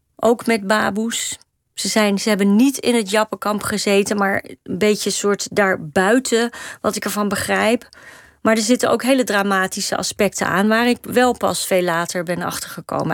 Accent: Amsterdam, North Holland, Netherlands; de flat waar ik ben opgegroeid is eigenlijk schuin tegenover de meervaart

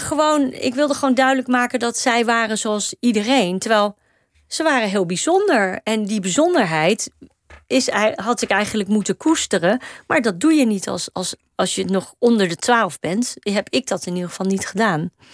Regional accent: Amsterdam, North Holland, Netherlands; de flat waar ik ben opgegroeid is eigenlijk schuin tegenover de meervaart

